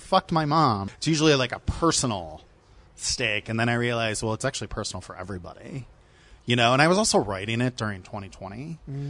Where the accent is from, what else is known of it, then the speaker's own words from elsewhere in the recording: Ohio, United States; I'm from the Midwest. I'm from Ohio. So we had a lot of snow and stuff. So I like grew up in a big Irish Catholic house.